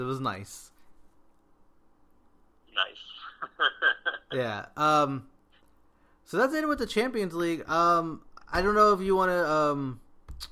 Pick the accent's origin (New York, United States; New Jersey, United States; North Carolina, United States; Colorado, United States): North Carolina, United States; I was born in North Carolina